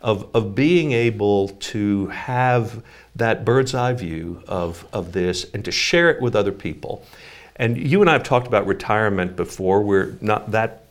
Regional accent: New York, United States; moved away; growing up in New York

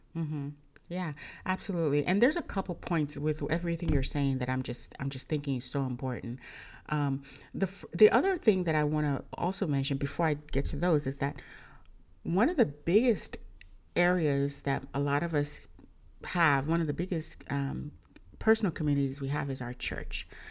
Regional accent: Nigeria; I'm, I'm Nigerian

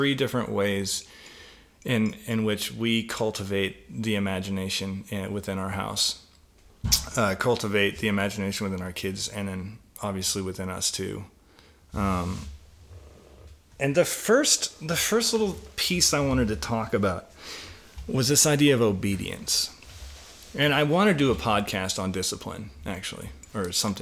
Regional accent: British Columbia, Canada; Growing up in British Columbia, I walked a lot around wooded areas

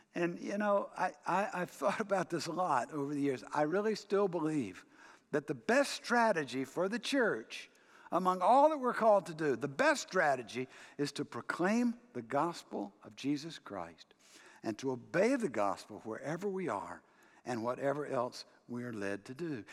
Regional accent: United States

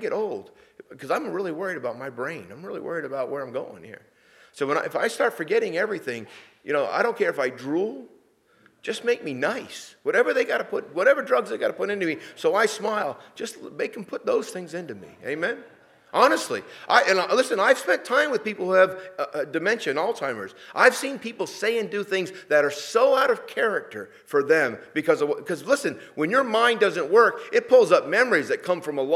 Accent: New England, United States; moved away; Sheila and I come from New England

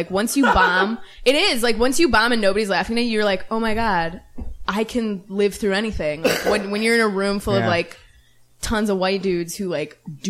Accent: Chicago Ridge, Illinois, United States; now in Chicago, United States; I'm from the south suburbs of Chicago, so southwest suburbs. Local. Chicago Ridge is the name of the suburb that I grew up in. It's right around Oak Lawn and Palos Heights

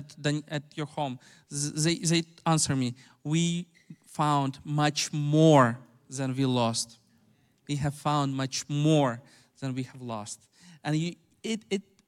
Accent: Ukraine; English is a second language; I grew up in Ukraine, and I know Ukrainians

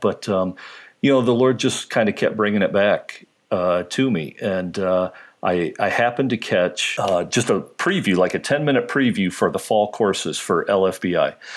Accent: Lima, Ohio, United States; moved away as an adult; also born or lived in Columbus, Ohio; now in upstate New York, United States; I'm actually from Ohio, grew up in, uh, in Ohio, uh, was actually born in Columbus

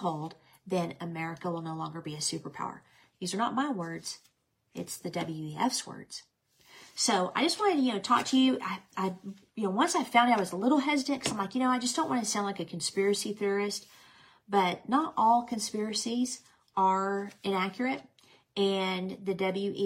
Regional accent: United States; I'm an American.

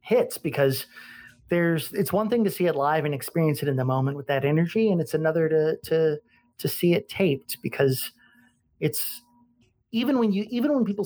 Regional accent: Garden City, Kansas, United States; moved away as an adult; also born or lived in Lawrence, Kansas; growing up in that city with very liberal parents

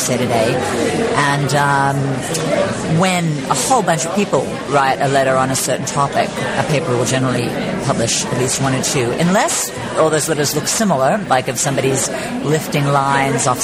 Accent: Australia; moved away as an adult; now in United States; I grew up in Australia

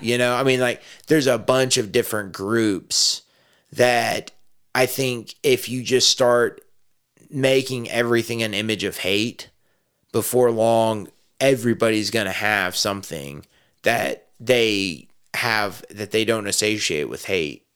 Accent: Texas, United States; I was raised a Texan

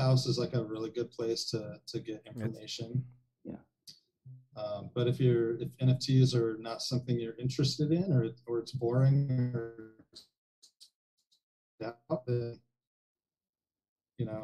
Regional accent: Anaheim, California, United States; also born or lived in Fullerton, United States; I grew up in like the shitty parts of Orange County. You know, like Anaheim, Fuller

